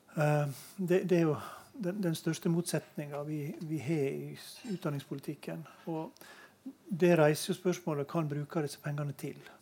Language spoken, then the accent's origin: Norwegian; Møre og Romsdal, Norway; jeg kommer jo fra Møre og Romsdal